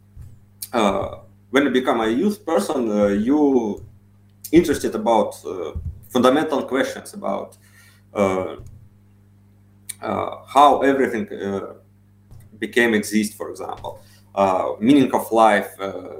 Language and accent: English; Siberia, Russia; I'm from Siberia.